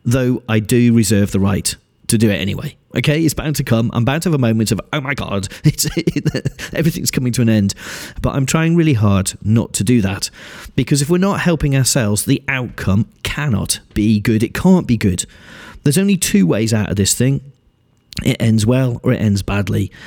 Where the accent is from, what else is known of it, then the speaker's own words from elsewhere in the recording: United Kingdom; being British